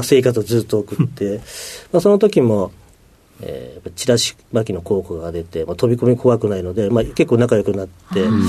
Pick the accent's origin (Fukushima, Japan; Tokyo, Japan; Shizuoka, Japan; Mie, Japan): Tokyo, Japan; Ota; 東京都の大田区